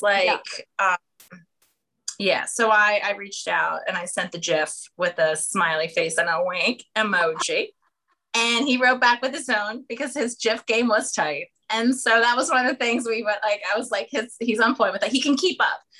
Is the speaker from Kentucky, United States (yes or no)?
no; small town near Harrisburg, Pennsylvania, United States; moved away as an adult; now in New York City, United States; I'm from a small town in the south central part of the state, so um, near Harrisburg